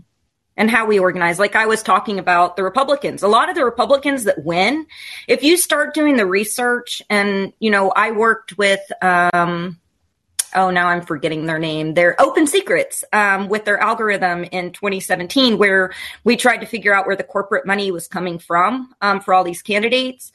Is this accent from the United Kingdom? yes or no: no; Kentucky, United States; I'm from Kentucky. People here are pretty damn progressive